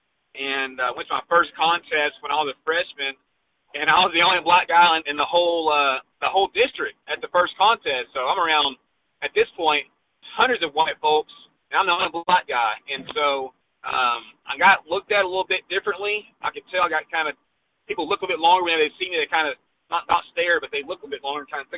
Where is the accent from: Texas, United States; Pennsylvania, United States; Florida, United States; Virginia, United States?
Texas, United States; my home state